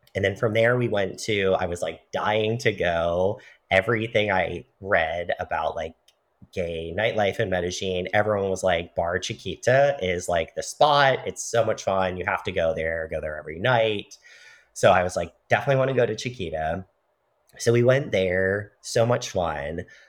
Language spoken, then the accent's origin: English; United States; Being white, being a man, being cisgender, being American